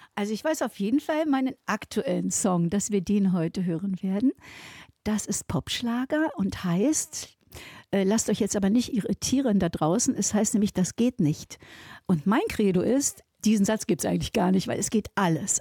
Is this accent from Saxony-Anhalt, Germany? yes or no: yes; Saxony-Anhalt, Germany; now in Moers, Germany; ich komme ja aus Sachsen-Anhalt